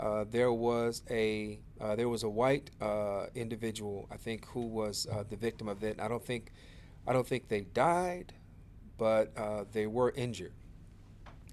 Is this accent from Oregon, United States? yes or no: no; Chicago, Illinois, United States; I'm from the Inglewood community, went to the Auburn Gresham community, but basically I'm from the south side of Chicago